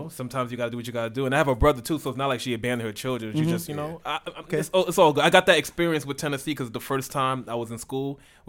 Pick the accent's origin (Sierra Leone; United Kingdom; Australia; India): Sierra Leone; The only reason why I'm not changed because I'm from Sierra Leone.